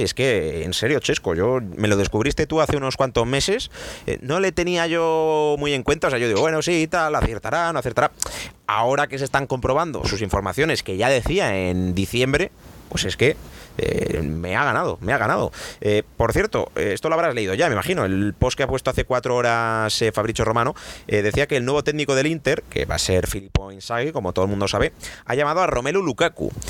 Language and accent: Spanish; Spain; Para eso somos españoles